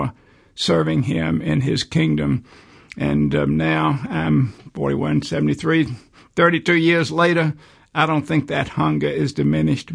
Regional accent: Birmingham, Alabama, United States; I was born in Birmingham in 1940, grew up here, went to school on the East Coast

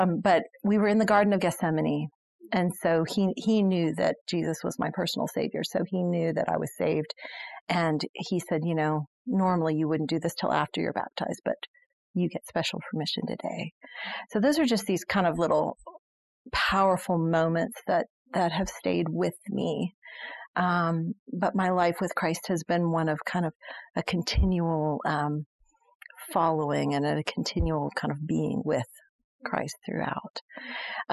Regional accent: Germany; now in United States; I actually grew up in Germany.

